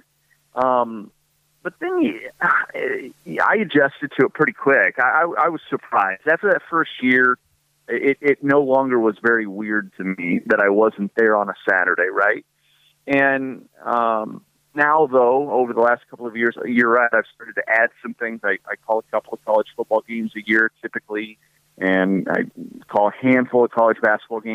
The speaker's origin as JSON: {"language": "English", "region": "Iowa", "country": "United States", "tie": "born or raised there", "said": "I grew up in Iowa"}